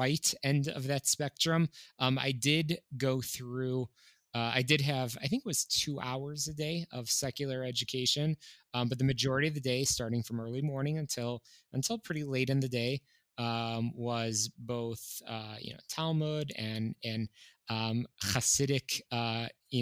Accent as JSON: {"language": "English", "town": "Skokie", "region": "Illinois", "country": "United States", "tie": "born or raised there", "also_born_or_lived": "northwestern suburbs of Chicago", "said": "I grew up in Skokie, Illinois. I was born and raised in what I would call a pretty classic, just Orthodox home"}